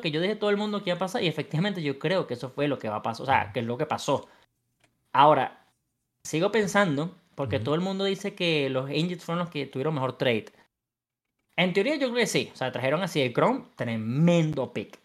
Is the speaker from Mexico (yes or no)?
no; Venezuela; soy venezolano y quiero el mío en Venezuela